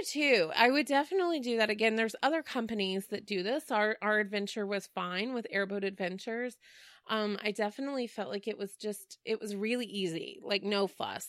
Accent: Dallas, Texas, United States; Growing up in Dallas

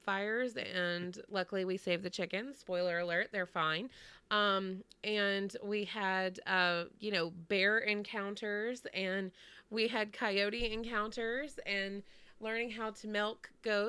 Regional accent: Texas, United States; moved away as an adult; also born or lived in Connecticut; I grew up in Texas and everything there is far.

